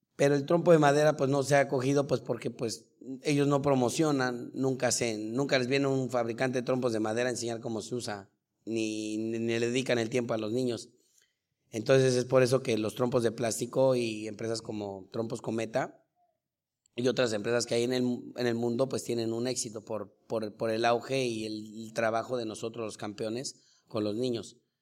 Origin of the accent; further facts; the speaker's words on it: Mexico City, Mexico; moved away as an adult; also born or lived in Chihuahua / Costa Rica / Colombia / Spain; soy de la Ciudad de México